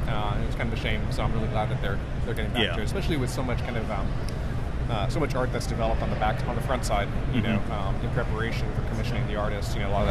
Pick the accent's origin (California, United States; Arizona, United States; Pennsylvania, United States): California, United States; I'm from California, so Sacramento is not far for me.